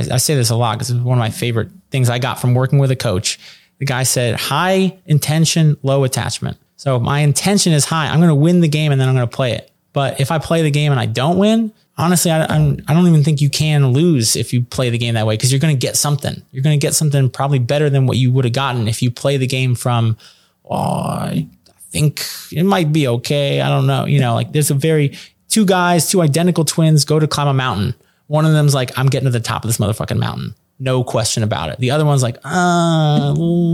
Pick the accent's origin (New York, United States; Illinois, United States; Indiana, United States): New York, United States; New York City; I'm from New York City.